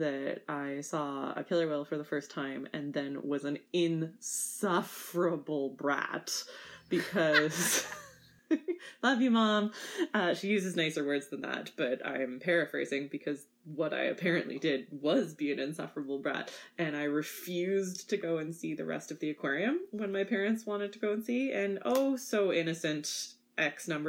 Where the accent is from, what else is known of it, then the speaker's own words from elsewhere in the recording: Winnipeg, Manitoba, Canada; So I'm a prairie girl, born and raised in Winnipeg, Manitoba